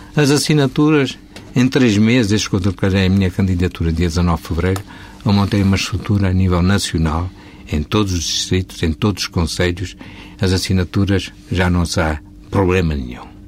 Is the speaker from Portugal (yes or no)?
yes; Portugal; enquanto português que sou